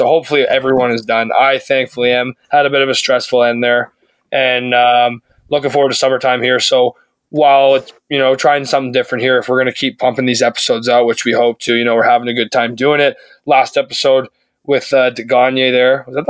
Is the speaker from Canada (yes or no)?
yes; Canada; Like, I don't think it's because we're Canadian.